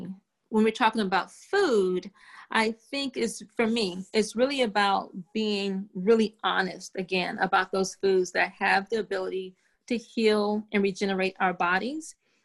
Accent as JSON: {"language": "English", "region": "the South", "country": "United States", "said": "You know, I'm from the South. My grandmother has some amazing pound cake recipes. If I'm down South and someone in my family makes a pound cake, I'm going to eat a slice of pound cake."}